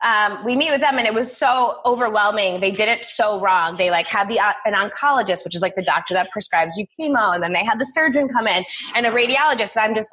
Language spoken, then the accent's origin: English; Buffalo, New York, United States; moved away as an adult; also born or lived in Los Angeles; I'm from Buffalo, born and raised, and we have an amazing cancer center here called Roswell Park.